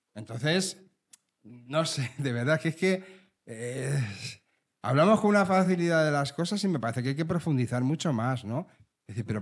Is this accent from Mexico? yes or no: no; Leganés, Community of Madrid, Spain; Yo soy de Leganés. Pepinero auténtico